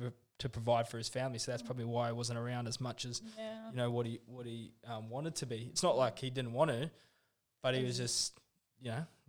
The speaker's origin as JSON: {"language": "English", "country": "New Zealand", "accent": "Kiwi", "said": "Oh, my Kiwi accent. Yeah, I know."}